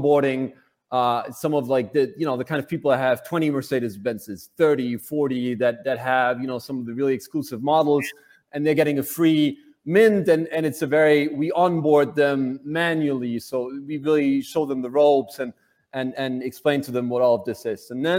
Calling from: Berlin, Germany; Berlin, as most of the time.

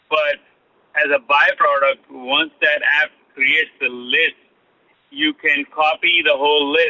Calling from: Long Island, New York, United States; I'm calling from New York, Long Island.

